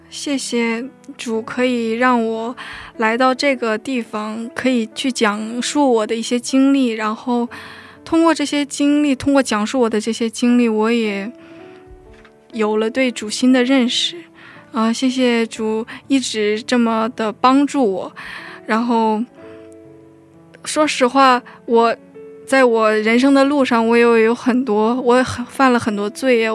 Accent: China; also born or lived in North Korea; now in South Korea; 我虽然是北韩出生，但是我中，我在中国生活了非常多时间，所以对韩语不是特别地熟练

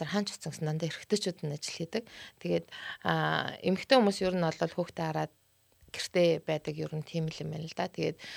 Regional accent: Mongolia; бид нар ингээл Монголоос ирсэн

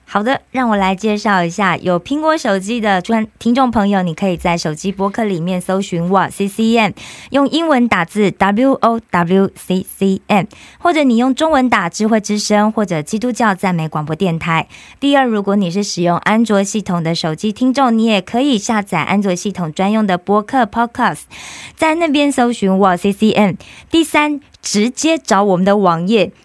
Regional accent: Taiwan; 只有我是台湾人

